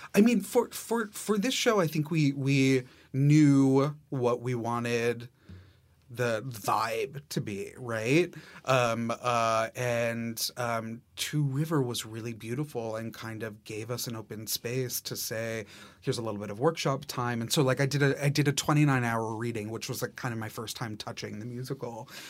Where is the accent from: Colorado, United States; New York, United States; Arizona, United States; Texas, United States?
New York, United States; New York City; as a New Yorker